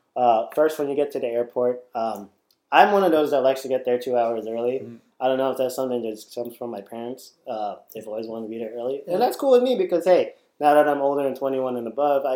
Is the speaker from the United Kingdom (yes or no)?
no; Philippines; traveling to the Philippines was kind of eye-opening because I did grow up there. I wasn't well off in the Philippines. My favorite toy was a bicycle tire and a stick.